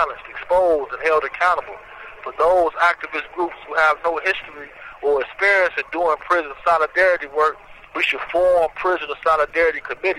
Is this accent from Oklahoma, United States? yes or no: no; Indiana, United States; moved away as an adult; now in Virginia, United States; I'm originally from Indiana, forced out here to the state of Virginia